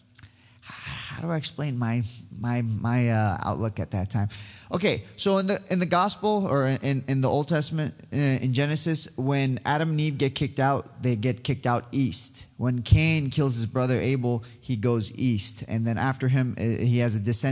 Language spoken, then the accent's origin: English; Iran; now in Yorba Linda, United States; I was born in Iran. I am Assyrian